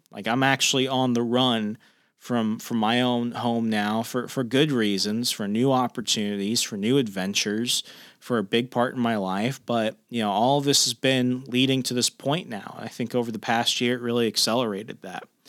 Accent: Sierra Vista, Arizona, United States; also born or lived in Australia; now in Fairfax County, Virginia, United States; my hometown of Sierra Vista, Arizona

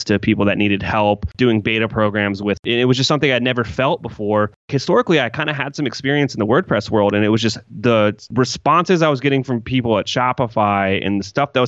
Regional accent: Columbus, Ohio, United States; I'm from Columbus, Ohio

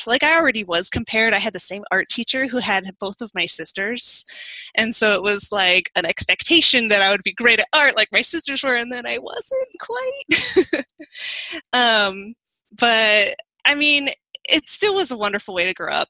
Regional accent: D.C., Virginia, United States; I grew up in Virginia, outside Washington, D.C.

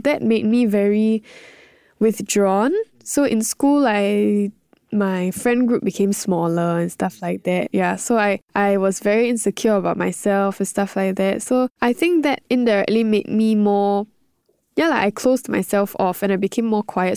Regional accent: Singapore; being in Singapore, being my home country, everything, everyone speaking English

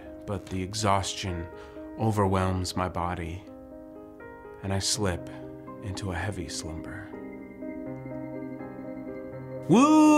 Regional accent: United States; I grew up in New Jersey, Pennsylvania area

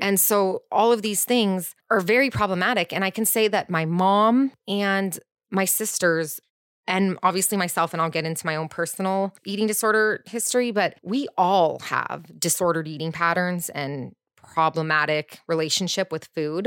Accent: Orange County, California, United States; I grew up in Orange County too in a private school

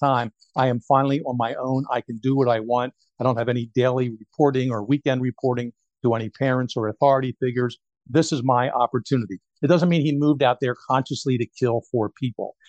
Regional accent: Philadelphia, Pennsylvania, United States; moved away; I'm from Philadelphia originally.

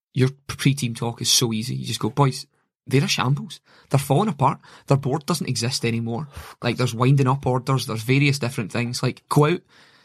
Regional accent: Irvine, Scotland, United Kingdom; Like, I'm from Irvine

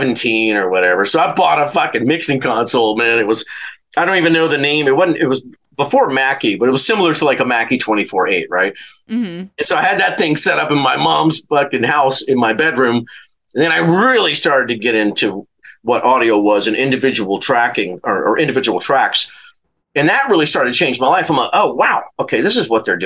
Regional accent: Louisiana, United States; moved away as an adult; also born or lived in Santa Barbara / Los Angeles; go back to Louisiana

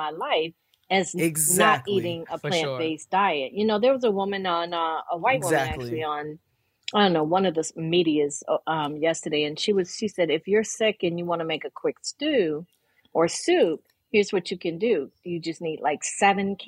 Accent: Buffalo, New York, United States; I grew up in Buffalo

